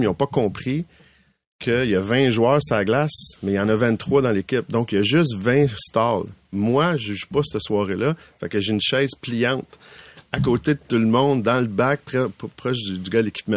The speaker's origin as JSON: {"language": "French", "town": "Laval", "region": "Quebec", "country": "Canada", "said": "je viens de Laval"}